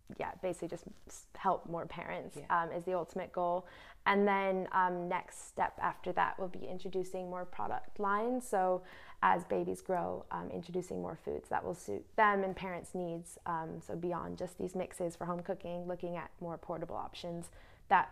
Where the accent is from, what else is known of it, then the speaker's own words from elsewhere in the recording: New York, United States; moved away; where I'm from, New York, I'm American